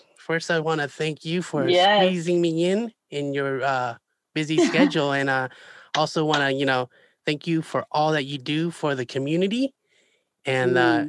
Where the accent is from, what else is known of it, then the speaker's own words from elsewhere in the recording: Seattle, Washington, United States; moved away as an adult; now in New York, United States; I'm always home, my hometown, Seattle.